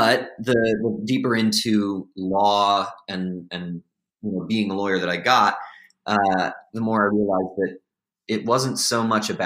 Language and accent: English; South Salem, New York, United States; moved away; I was given to my parents, John and Brenda …, who raised me in South Salem, New York, my hometown